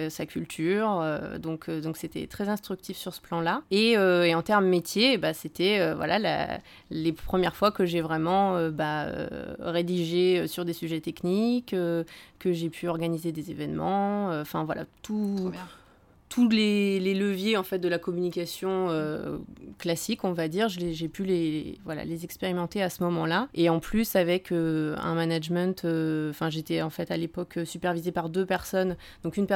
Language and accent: French; Annecy, Auvergne-Rhône-Alpes, France; born there; euh, non, je suis née à Annecy. Voilà, donc après j'ai pas mal bougé en France, à l'étranger.